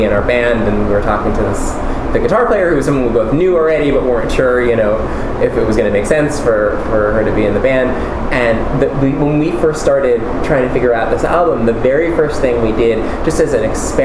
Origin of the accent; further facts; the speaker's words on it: New York City, New York, United States; I grew up in Manhattan